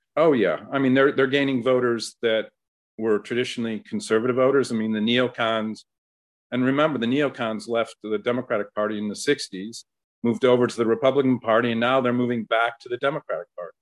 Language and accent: English; Ohio, United States; my home state of Ohio